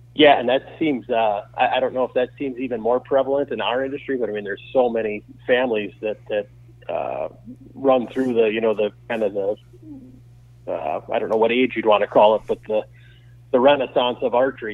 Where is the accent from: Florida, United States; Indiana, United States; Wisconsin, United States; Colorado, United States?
Wisconsin, United States; also born or lived in Minnesota; I was born here in Wisconsin, but we moved to Minnesota for three years because his uh, his employment took him out there